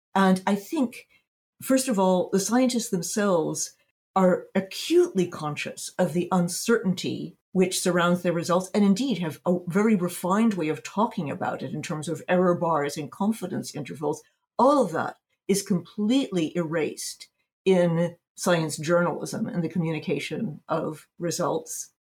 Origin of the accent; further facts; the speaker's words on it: United States; now in Berlin, Germany; I'm based in Berlin, Germany. But I spend, I'm American.